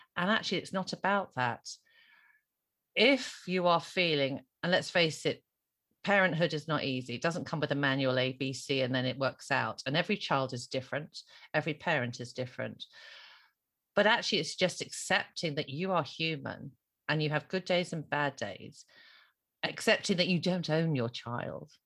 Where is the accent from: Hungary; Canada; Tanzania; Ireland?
Ireland; me being Irish Catholic